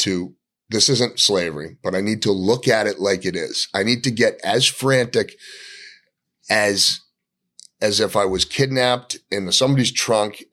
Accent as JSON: {"language": "English", "town": "Gloucester", "region": "Massachusetts", "country": "United States", "tie": "born or raised there", "said": "So I grew up in Gloucester, went to Gloucester High School"}